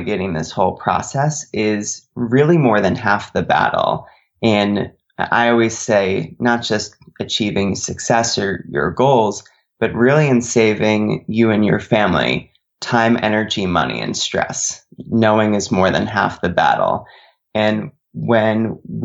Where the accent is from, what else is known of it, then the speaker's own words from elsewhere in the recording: Connecticut, United States; I grew up in Connecticut